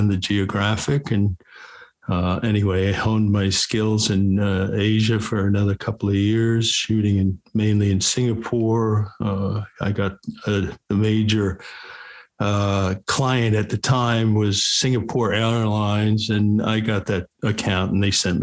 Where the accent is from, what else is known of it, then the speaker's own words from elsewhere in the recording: Montclair, New Jersey, United States; also born or lived in Japan; I grew up in Montclair, New Jersey